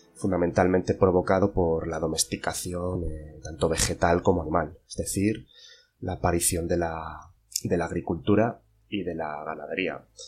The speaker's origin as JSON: {"language": "Spanish", "town": "Zamora", "region": "Castile and León", "country": "Spain", "said": "más de mi tierra, de Zamora"}